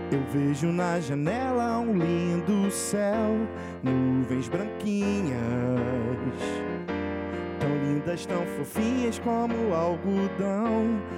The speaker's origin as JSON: {"language": "Portuguese", "country": "Brazil", "tie": "born there", "said": "Eu vou dizer que vem de berço porque eu nasci no Brasil, né?"}